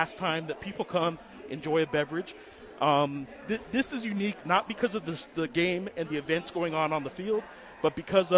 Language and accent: English; New Mexico, United States; I grew up in New Mexico